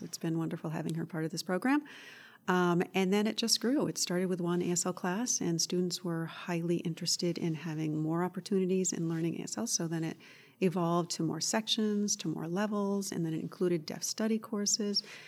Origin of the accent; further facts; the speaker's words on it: Woodstock, Connecticut, United States; I, uh, grew up not too far from here in Woodstock, Connecticut